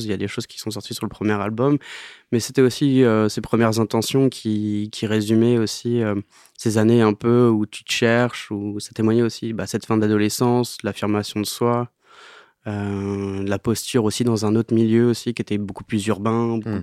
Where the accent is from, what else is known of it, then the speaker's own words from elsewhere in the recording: Normandy, France; also born or lived in Alençon; dans mon bled euh, en Normandie